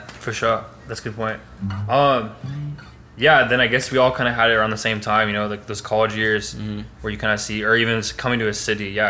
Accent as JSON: {"language": "English", "town": "Seattle", "region": "Washington", "country": "United States", "tie": "born or raised there", "said": "I grew up in Seattle."}